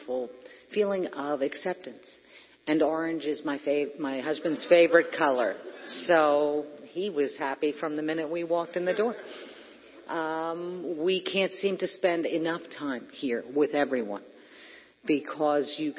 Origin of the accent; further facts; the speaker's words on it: Hackettstown, New Jersey, United States; I grew up in Hackettstown